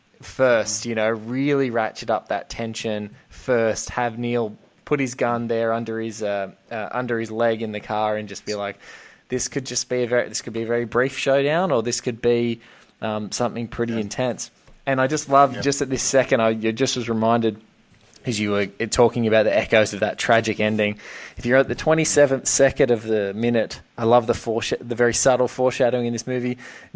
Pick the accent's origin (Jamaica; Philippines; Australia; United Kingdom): Australia; I'm from Australia. I think the widest road we have in Australia is maybe 4 lanes long.